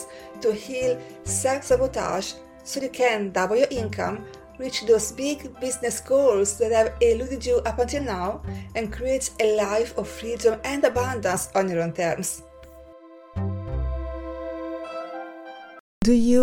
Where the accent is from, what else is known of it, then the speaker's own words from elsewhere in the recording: Senigallia, Marche, Italy; moved away as an adult; Growing up in Senigallia, a small town on the Italian coast